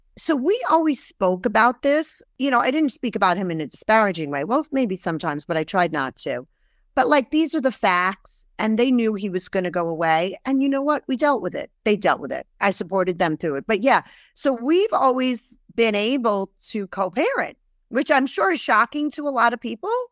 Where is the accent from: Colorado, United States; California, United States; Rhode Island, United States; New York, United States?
New York, United States; Brooklyn; also born or lived in England; I was raised in Brooklyn, really by a single mom